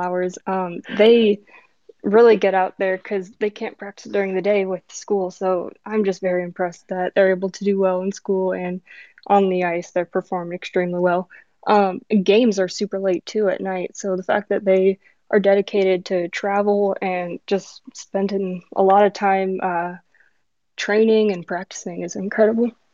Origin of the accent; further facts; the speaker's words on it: Chicago, Illinois, United States; now in Arizona, United States; I'm from Chicago, so I had to pick my home team